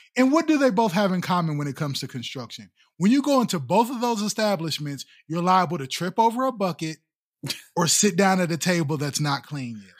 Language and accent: English; Midwest, United States; We're from the Midwest